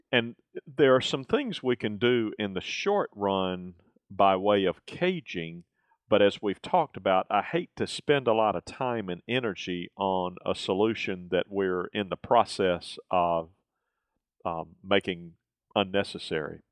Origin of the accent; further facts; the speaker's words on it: the South, United States; growing up in the South